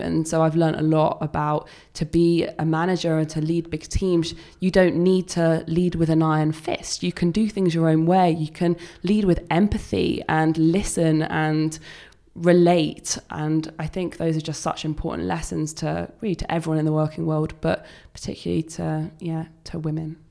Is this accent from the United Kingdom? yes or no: yes; United Kingdom; accent: English accent; as a Brit